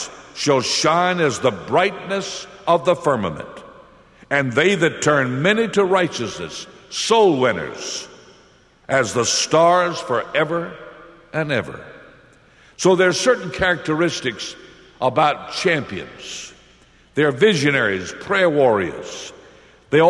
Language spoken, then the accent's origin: English; Lynchburg, Virginia, United States; also born or lived in Springfield, Missouri; I went to my pastor here in Lynchburg. This is my hometown.